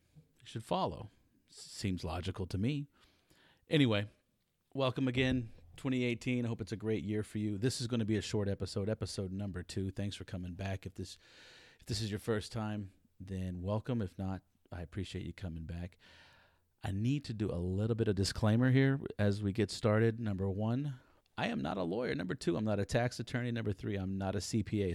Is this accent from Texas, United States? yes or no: yes; Texas, United States; I'm a Texan, and as most Texans, I believe that Texas is the center of the universe